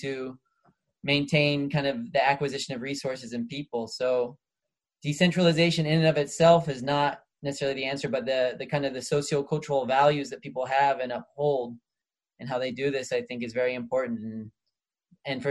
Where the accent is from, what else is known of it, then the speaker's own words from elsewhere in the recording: United States; I'm from the United States